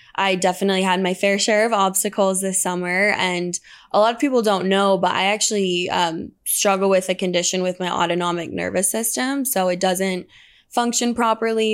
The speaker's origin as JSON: {"language": "English", "town": "La Jolla", "region": "California", "country": "United States", "tie": "born or raised there", "also_born_or_lived": "Utah", "moved": "as an adult", "said": "I, um, grew up, grew up in La Jolla, California"}